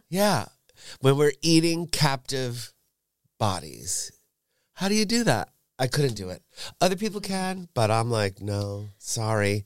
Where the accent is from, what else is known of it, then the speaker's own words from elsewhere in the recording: suburbs of New York, United States; moved away as an adult; also born or lived in San Francisco; now in Berlin, Germany; I grew up in the suburbs of New York, forty minutes north of Manhattan